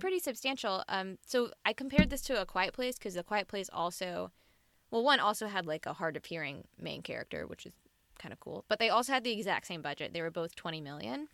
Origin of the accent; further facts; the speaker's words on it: Mississippi, United States; I'm from Mississippi where you rub some dirt on it.